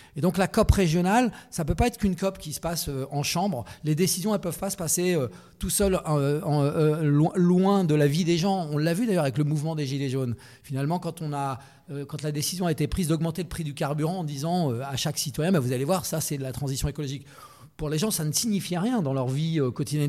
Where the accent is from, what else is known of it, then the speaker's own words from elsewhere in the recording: Sologne, Centre-Val de Loire, France; je suis né en Sologne